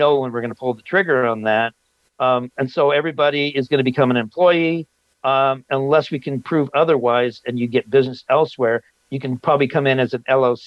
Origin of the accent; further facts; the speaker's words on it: Los Angeles, California, United States; moved away; I grew up in Los Angeles